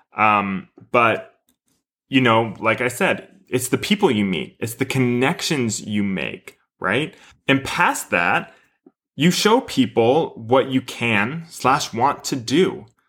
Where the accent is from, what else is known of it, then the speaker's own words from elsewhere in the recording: Houston, Texas, United States; moved away; my studio growing up in Houston